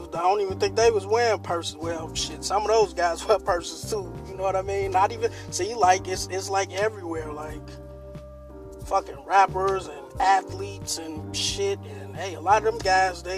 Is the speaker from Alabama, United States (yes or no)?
no; Chicago, Illinois, United States; I'm from a pretty rough place. I'm from Inglewood. You know what I'm saying? A place on the south side of Chicago.